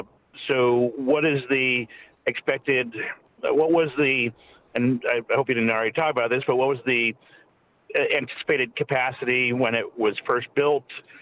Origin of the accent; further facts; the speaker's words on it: Durham, New Hampshire, United States; Anyway, I'm from Durham, New Hampshire.